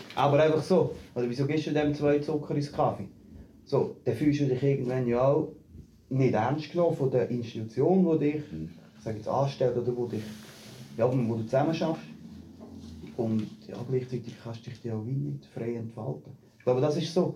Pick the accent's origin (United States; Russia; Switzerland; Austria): Switzerland; Büren; moved away; also born or lived in Zurich; ich komme ursprünglich aus Büren